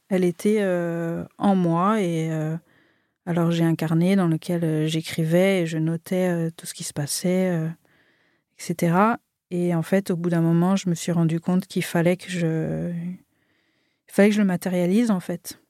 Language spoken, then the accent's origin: French; Marseille, Provence-Alpes-Côte d'Azur, France; also born or lived in Annecy; moi je suis née à Annecy. je suis arrivée à Marseille, j'avais 6 ans.